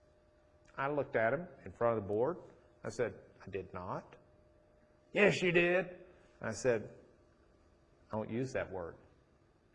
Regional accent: Rochester, United States; moved away; I grew up in Rochester.

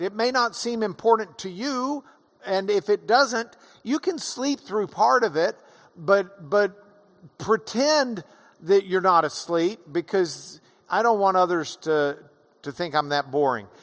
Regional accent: Lubbock, Texas, United States; I'm from Lubbock

